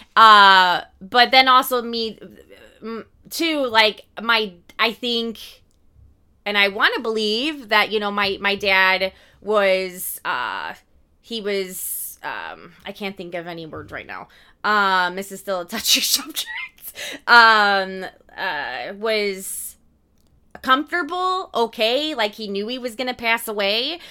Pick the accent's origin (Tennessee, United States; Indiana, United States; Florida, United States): Indiana, United States; we're from Indiana